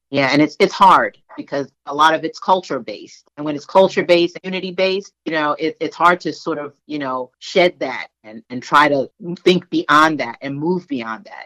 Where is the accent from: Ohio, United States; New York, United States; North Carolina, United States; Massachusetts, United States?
New York, United States; I'm from Brooklyn, the other borough in New York